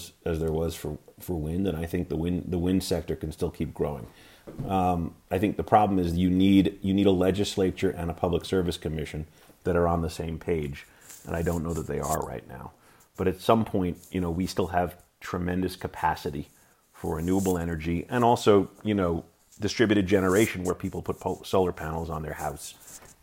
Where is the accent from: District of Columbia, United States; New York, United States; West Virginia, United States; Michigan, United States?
New York, United States; moved away as an adult; now in Montana, United States; growing up in New York